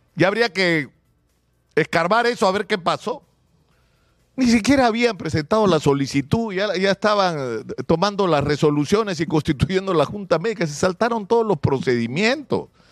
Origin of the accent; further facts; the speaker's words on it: Peru; su condición de peruano con todos los defectos y limitaciones que tenemos